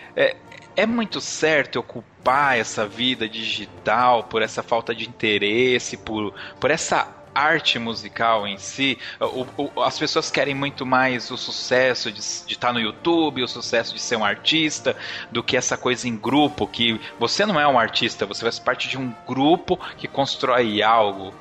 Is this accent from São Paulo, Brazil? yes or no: yes; Ribeirão Pires, São Paulo, Brazil; Eu sou de Ribeirão Pires